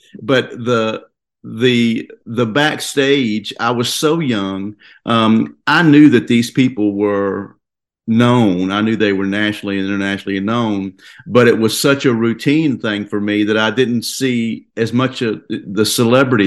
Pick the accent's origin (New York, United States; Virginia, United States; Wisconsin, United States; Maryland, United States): Virginia, United States; moved away as an adult; now in Nashville, United States; I grew up in Virginia as part of a family band playing country music